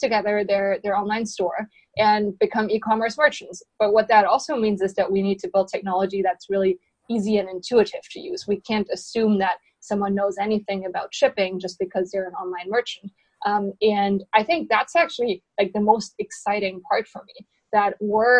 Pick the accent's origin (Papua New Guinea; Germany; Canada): Germany; moved away as an adult; now in San Francisco, United States; I came to San Francisco roughly 4 or 5 years ago, and I'm originally from Germany.